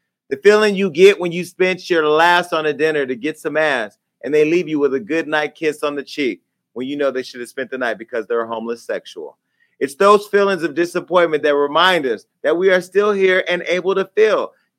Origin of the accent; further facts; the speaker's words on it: Stockton, California, United States; Sutter Street is my hometown, Stockton. You know, I always represent.